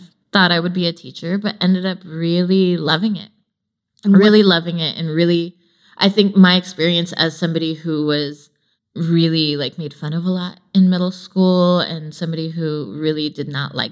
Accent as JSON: {"language": "English", "area": "Bay Area", "region": "California", "country": "United States", "tie": "born or raised there", "moved": "as an adult", "lives_now": "Los Angeles, United States", "said": "I am a South Asian woman, born and raised in the Bay Area. I moved to LA about 10 years ago"}